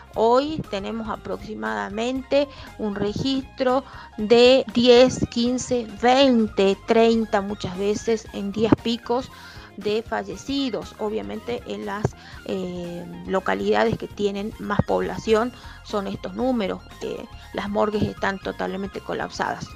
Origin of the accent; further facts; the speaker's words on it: Jujuy, Argentina; mi provincia es una provincia muy pobre